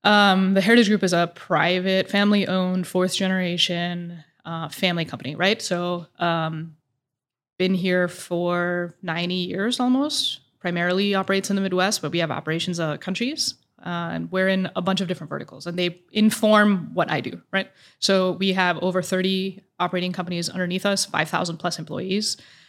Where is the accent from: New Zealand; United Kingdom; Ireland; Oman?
Oman; moved away as an adult; also born or lived in Dubai, UAE; now in Indianapolis, United States; I grew up in Oman and Dubai.